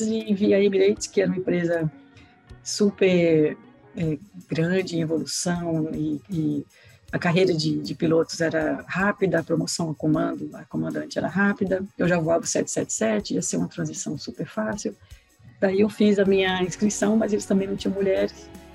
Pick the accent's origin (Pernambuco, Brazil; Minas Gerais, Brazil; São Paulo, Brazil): Pernambuco, Brazil; Recife; moved away as an adult; now in United States; eu sou de Recife, sou pernambucana